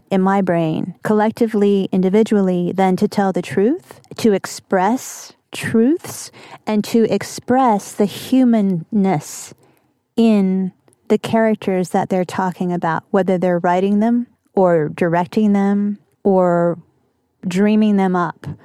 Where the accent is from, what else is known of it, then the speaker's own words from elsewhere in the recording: the South, United States; I'm going to throw that in because I'm from the South.